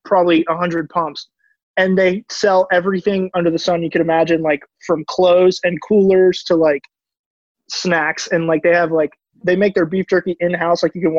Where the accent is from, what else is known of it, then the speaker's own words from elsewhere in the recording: Texas, United States; I'm from Texas